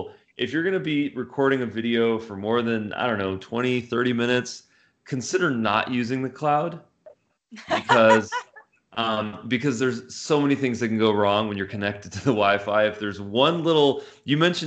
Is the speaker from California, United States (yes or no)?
yes; Los Angeles, California, United States; also born or lived in Santa Monica; I grew up in the San Fernando Valley.